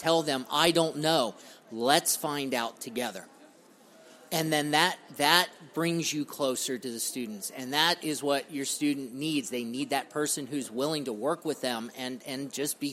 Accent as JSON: {"language": "English", "region": "Ohio", "country": "United States", "said": "I'm from Ohio"}